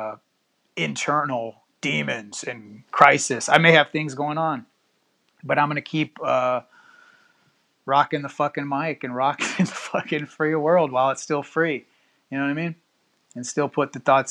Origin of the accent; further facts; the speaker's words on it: Houston, Texas, United States; also born or lived in Cypress, Texas; I'm in the Houston area. Born and raised in Houston. About 10 years ago, moved out to the Cypress area